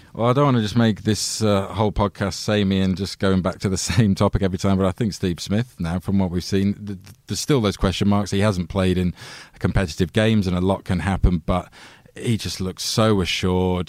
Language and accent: English; England, United Kingdom; as an Englishman